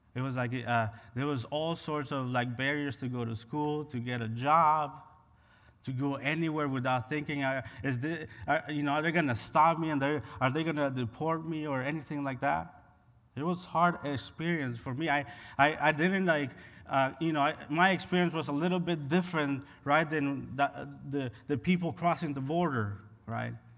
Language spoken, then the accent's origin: English; Honduras; moved away as an adult; now in United States; I was born and raised in Honduras, and I migrated to the U S about fifteen years ago.